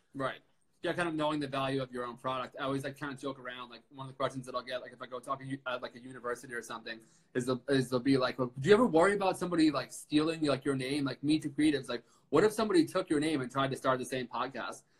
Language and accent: English; Suffern, New York, United States; I'm from Suffern